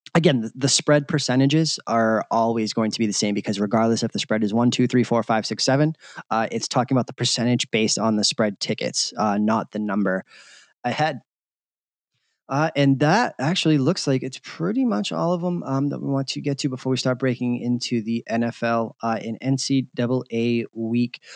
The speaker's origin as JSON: {"language": "English", "town": "Boston", "region": "Massachusetts", "country": "United States", "tie": "born or raised there", "moved": "as an adult", "lives_now": "Las Vegas, United States", "said": "I grew up in Boston"}